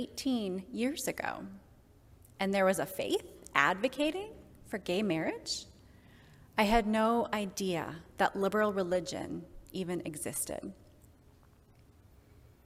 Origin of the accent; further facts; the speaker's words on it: Kenosha, Wisconsin, United States; My childhood was spent outside, both in my hometown of Kenosha